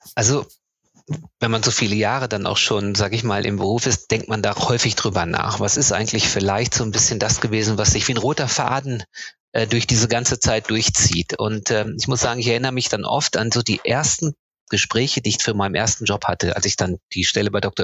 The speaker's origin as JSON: {"language": "German", "region": "North Rhine-Westphalia", "country": "Germany", "tie": "born or raised there", "said": "Geboren und aufgewachsen bin ich in Ostwestfalen."}